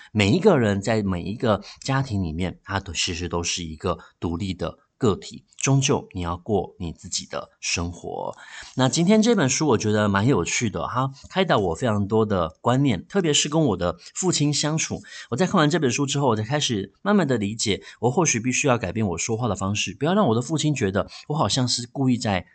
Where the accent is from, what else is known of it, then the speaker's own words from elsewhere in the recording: Taiwan; 我们台湾话里面呢，有一句话叫做，呃，“老大郎拎阿醒哦。”